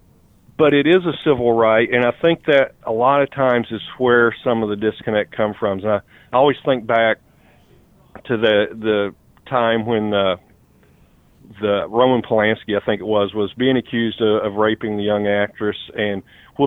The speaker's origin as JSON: {"language": "English", "region": "East Tennessee", "country": "United States", "tie": "born or raised there", "moved": "yes", "lives_now": "Northern Kentucky, United States", "said": "I live in northern Kentucky near the Cincinnati area right now, but I grew up in East Tennessee"}